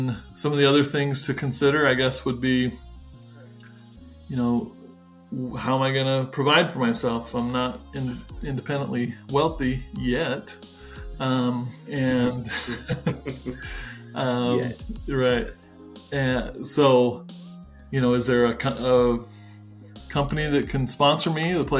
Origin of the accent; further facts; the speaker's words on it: United States; being an American